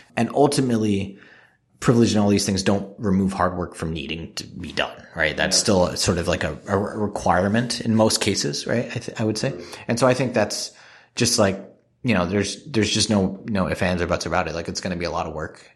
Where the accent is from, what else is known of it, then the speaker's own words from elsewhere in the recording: Singapore; moved away; I grew up in Singapore where people don't smoke